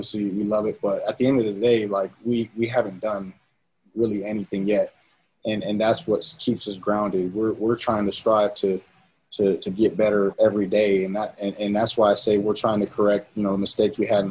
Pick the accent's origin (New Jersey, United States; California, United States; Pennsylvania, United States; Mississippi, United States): California, United States; San Diego; born or raised there; moved away as an adult; now in Utah, United States